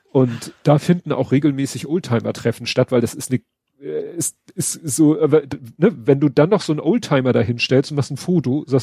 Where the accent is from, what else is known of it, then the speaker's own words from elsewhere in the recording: Hamburg, Germany; Und von dem habe ich selbst als Hamburger nie was gehört